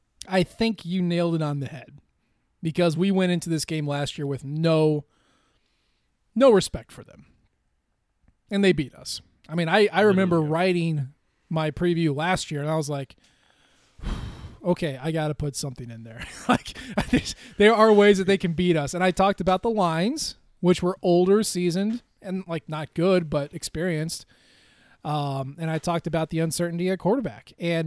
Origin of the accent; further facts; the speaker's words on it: Columbia, Missouri, United States; I grew up in Columbia, went to school at Mizzou.